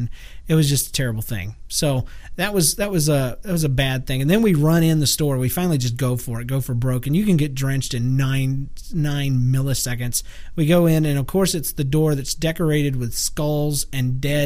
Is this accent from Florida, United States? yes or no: yes; Florida, United States; moved away; I was raised in Florida.